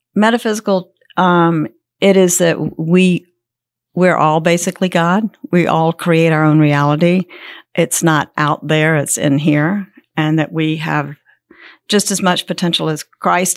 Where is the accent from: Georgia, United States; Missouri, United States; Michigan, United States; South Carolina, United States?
South Carolina, United States; Columbia; now in Gold Hill, United States; I was born in Columbia, South Carolina